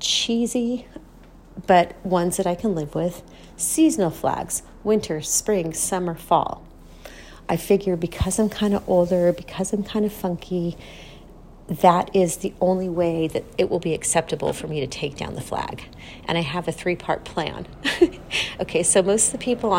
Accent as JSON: {"language": "English", "country": "United States", "said": "I'm an American"}